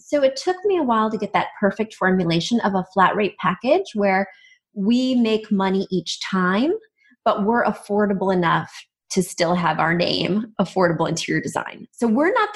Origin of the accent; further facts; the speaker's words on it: Midwest, United States; I grew up in the Midwest